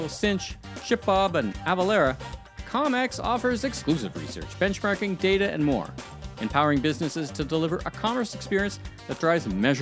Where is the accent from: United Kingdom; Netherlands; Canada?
Canada; Toronto, Ontario; I'm from Toronto